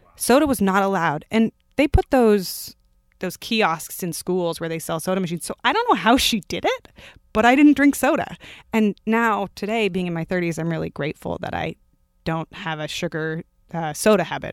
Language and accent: English; Palo Alto, California, United States; moved away as an adult; also born or lived in Germany / Ohio / Pennsylvania / San Francisco; now in New York City, United States; I was born in Germany. I grew up in Palo Alto, California